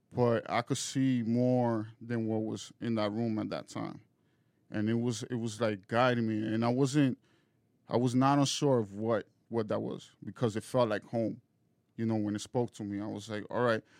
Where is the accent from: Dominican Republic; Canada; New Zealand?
Dominican Republic; moved away; I'm originally from Dominican Republic